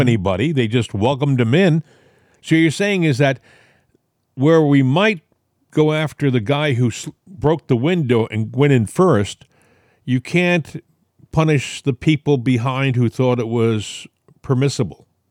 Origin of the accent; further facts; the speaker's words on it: New England, United States; moved away; I'm from New England originally.